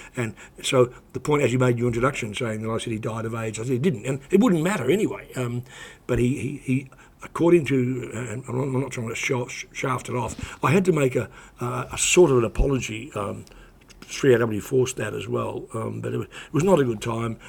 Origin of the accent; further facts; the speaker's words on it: New Zealand; moved away; also born or lived in Australia; when I was growing up in New Zealand